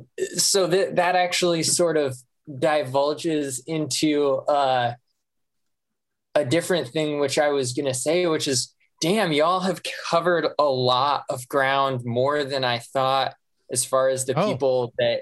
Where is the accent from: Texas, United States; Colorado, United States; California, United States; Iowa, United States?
Iowa, United States; Fairfield; I grew up in Fairfield, Iowa, which is about an hour south of Iowa City